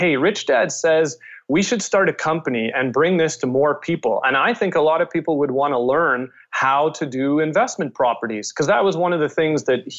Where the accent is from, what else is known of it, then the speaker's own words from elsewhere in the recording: Winnipeg, Manitoba, Canada; moved away as an adult; also born or lived in Calgary, Alberta; I'm originally from Winnipeg